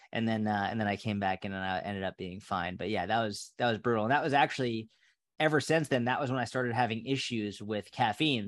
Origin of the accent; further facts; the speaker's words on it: Sudbury, Massachusetts, United States; moved away as an adult; also born or lived in Somerville, Massachusetts / Boston, Massachusetts / Tel Aviv, Israel / New York, United States; I grew up in Sudbury